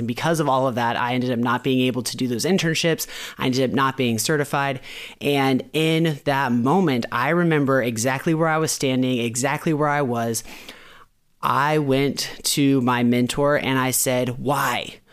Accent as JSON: {"language": "English", "region": "Florida", "country": "United States", "moved": "yes", "said": "I'm from Florida"}